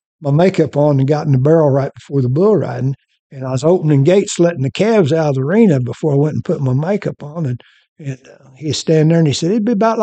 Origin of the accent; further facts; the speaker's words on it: Morrison, Oklahoma, United States; Morrison, Oklahoma.